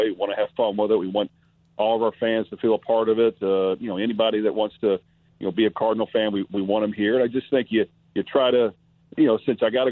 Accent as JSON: {"language": "English", "town": "Louisville", "region": "Kentucky", "country": "United States", "tie": "born or raised there", "said": "my hometown"}